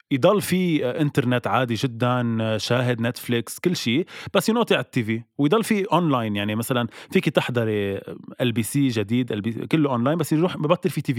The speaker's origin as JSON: {"language": "Arabic", "country": "Lebanon", "said": "نحن كلبنانية اكيد فينا نعيش بلا تلفزيون"}